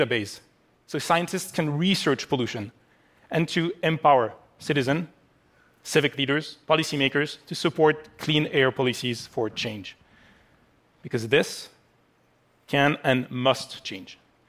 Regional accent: Paris, Île-de-France, France; my hometown of Paris

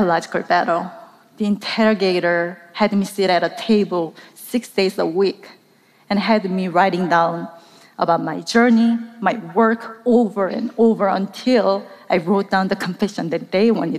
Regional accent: South Korea; I grew up in South Korea.

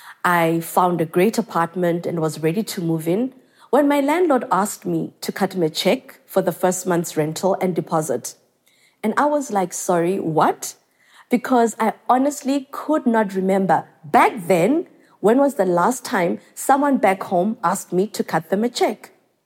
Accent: Mdantsane, Eastern Cape, South Africa; growing up in South Africa, Mdanzane to be specific

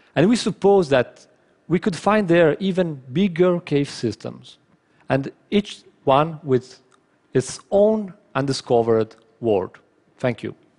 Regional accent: northern Italy, Italy; my hometown in uh, North Italy

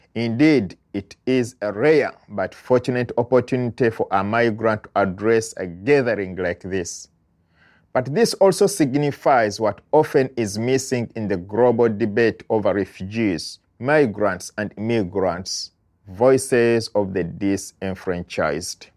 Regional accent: Uganda; moved away as an adult; now in United States

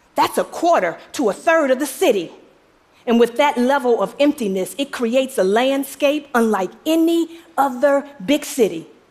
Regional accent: Detroit, Michigan, United States; I'm from Detroit

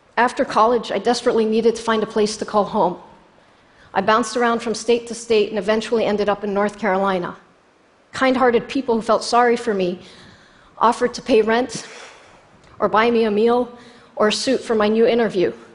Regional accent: Jordan; moved away as an adult; now in United States; I was born in Jordan 11 years later.

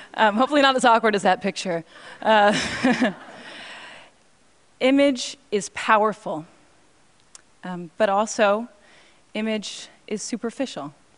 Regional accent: Cambridge, Massachusetts, United States; now in New York, United States; I grew up in Cambridge

